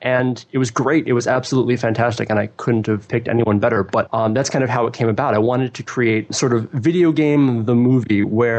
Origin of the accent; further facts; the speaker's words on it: Midwest, United States; also born or lived in Champaign, Illinois; I am very much from the Midwest. I live in Champaign, Illinois, which is a couple of hours drive south of Chicago.